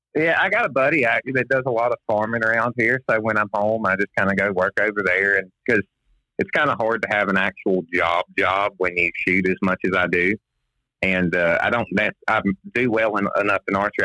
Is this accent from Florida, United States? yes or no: yes; Florida, United States; I'm from Florida originally. Uh, I live in a little place called Sunny Hills. I was born 20 minutes from here